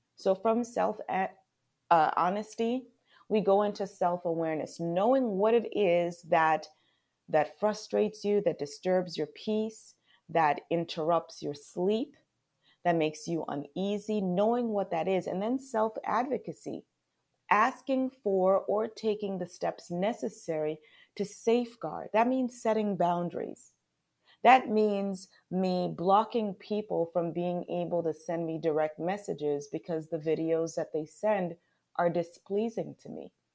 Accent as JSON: {"language": "English", "town": "Charlotte Amalie", "country": "U.S. Virgin Islands", "tie": "born or raised there", "moved": "as an adult", "lives_now": "United States", "said": "I was born in Saint Thomas, Virgin Islands. We are U S territory"}